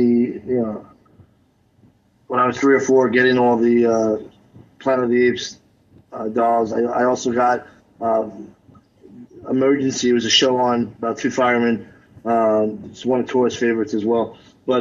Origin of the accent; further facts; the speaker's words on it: New York City, New York, United States; growing up in the Bronx